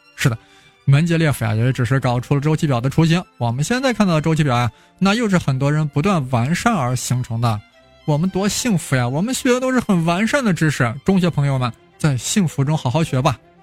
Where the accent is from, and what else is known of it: China